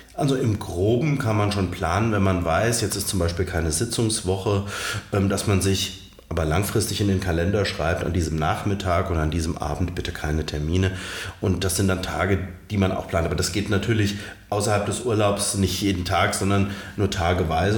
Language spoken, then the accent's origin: German; Romrod, Hesse, Germany; also born or lived in Alsfeld; Ich habe damals in Romroth, meiner Heimatkommune, wo ich auch aufgewachsen bin, gewohnt